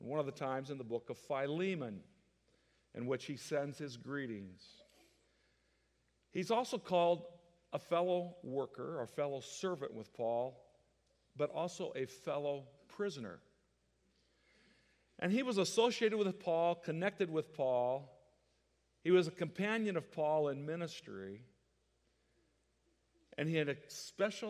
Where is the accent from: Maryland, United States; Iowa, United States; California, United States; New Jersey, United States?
Iowa, United States; moved away as an adult; also born or lived in Kansas; now in Texas, United States; I grew up in Iowa, a big Hawkeye fan